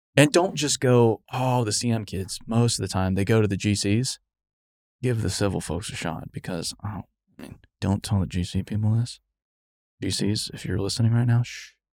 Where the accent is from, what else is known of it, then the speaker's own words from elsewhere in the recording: Arizona, United States; growing up in Arizona